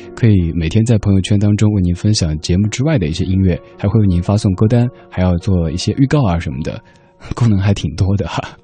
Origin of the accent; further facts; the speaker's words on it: Sichuan, China; accent: Sichuanese; first language Sichuanese; 我的家乡话，四川话